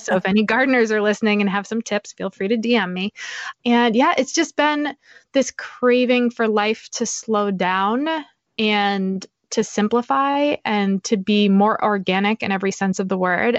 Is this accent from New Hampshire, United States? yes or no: yes; New Hampshire, United States; also born or lived in Boston; I grew up in New Hampshire